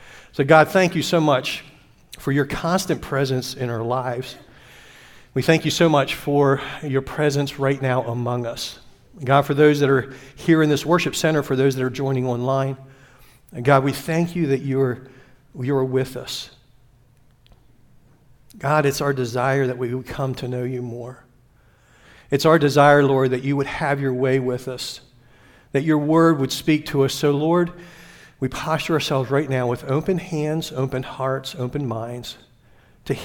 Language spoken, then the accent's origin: English; Glen Rock, Pennsylvania, United States; also born or lived in York, Pennsylvania; I grew up raised in the thriving metropolis of Glen Rock